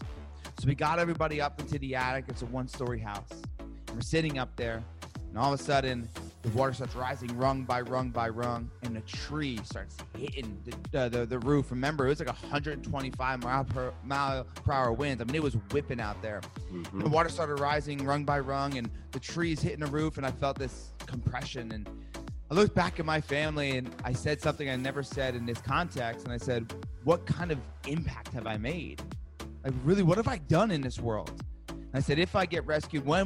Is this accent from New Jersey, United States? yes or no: yes; New Jersey, United States; I'm from Jersey